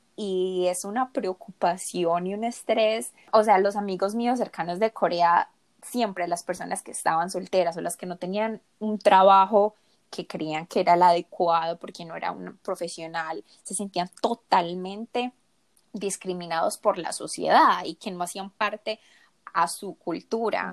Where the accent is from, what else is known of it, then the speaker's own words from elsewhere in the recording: Colombia; also born or lived in South Korea; yo me crié en Colombia, en un ambiente muy latino